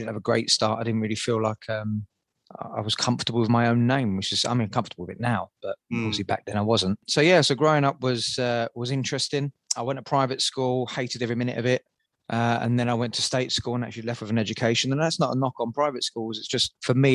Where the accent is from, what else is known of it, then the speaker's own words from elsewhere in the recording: Southend-on-Sea, East of England, United Kingdom; I grew up in Southend, good old Southend in Essex